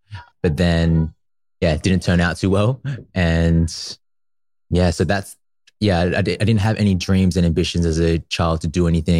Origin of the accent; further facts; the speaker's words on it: Newcastle, New South Wales, Australia; I grew up in a tiny little place called Gateshead. That's usually where I spent most of my time, in Newcastle in Australia. And yeah, that's where I went to school. That's where I went to primary school, and it's where I spent most of my years, actually.